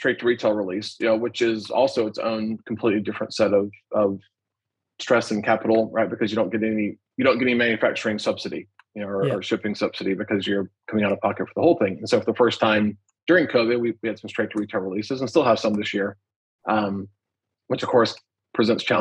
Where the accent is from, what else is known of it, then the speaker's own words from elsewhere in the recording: Alabama, United States; I'm from Alabama.